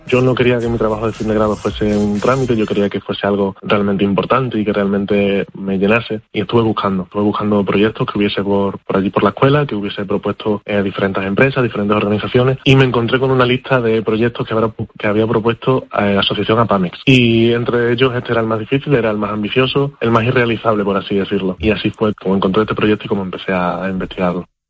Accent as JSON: {"language": "Spanish", "region": "Extremadura", "country": "Spain", "said": "A mí me gusta mucho mi tierra, yo estoy muy orgulloso de Extremadura"}